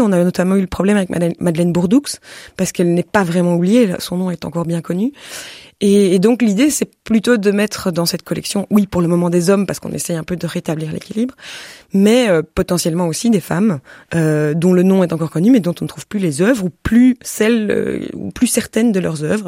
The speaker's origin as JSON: {"language": "French", "country": "Belgium", "said": "je suis belge"}